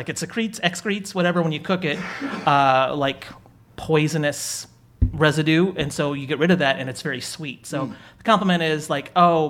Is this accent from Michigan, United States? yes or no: yes; Michigan, United States; I'm from Michigan